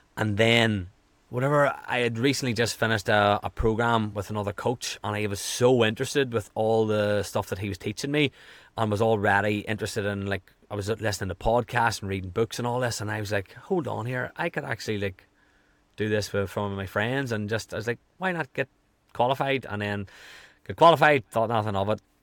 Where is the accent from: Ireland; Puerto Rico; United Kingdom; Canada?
Ireland; also born or lived in California; I am from Ireland.